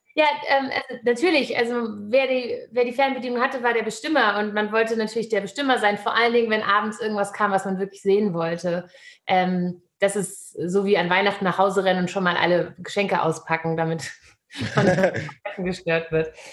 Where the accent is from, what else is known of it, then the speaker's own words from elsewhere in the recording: Hamburg, Germany; Ich bin in Hamburg geboren